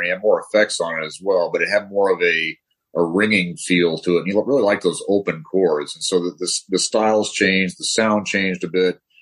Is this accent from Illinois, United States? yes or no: no; Denver, Colorado, United States; also born or lived in Southern California; now in California, United States; I grew up in Denver